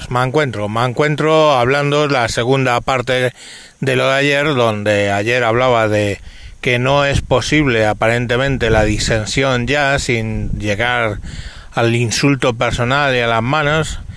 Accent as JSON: {"language": "Spanish", "town": "Madrid", "region": "Community of Madrid", "country": "Spain", "tie": "born there", "said": "teniendo en cuenta que nací, ya lo sabéis, en el Cinturón Rojo de Madrid"}